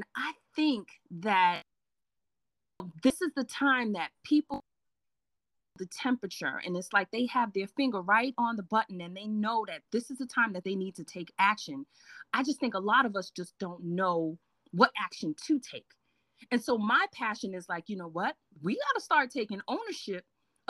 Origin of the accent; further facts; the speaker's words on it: New York City, New York, United States; accent: Brooklyn; I was born and raised in Brooklyn, New York, long time ago. Okay, you might hear the Brooklyn come out every now and then